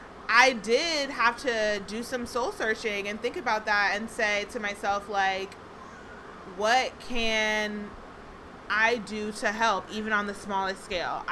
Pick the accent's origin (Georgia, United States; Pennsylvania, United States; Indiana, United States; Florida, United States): Georgia, United States; Brunswick, Georgia, my home state